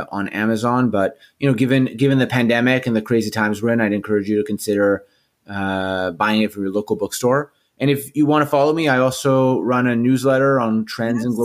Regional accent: Canada; I'm Canadian

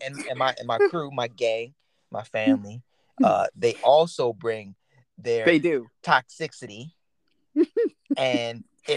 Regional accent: Baltimore, Maryland, United States; Right, like I'm originally from Baltimore, Maryland. Everybody knows that. But I don't really represent Baltimore, Maryland.

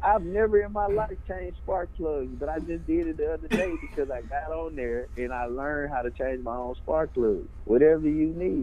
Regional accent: Little Rock, Arkansas, United States; I'm from Little Rock, Arkansas

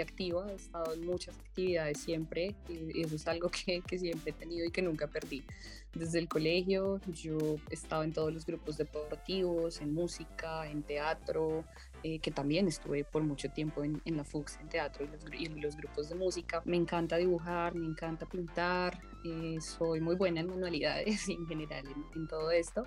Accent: Bogotá, Colombia; Yo nací en la ciudad de Bogotá

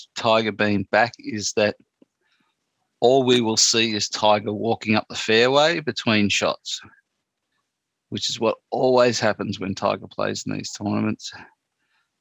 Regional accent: Australia; being an Aussie

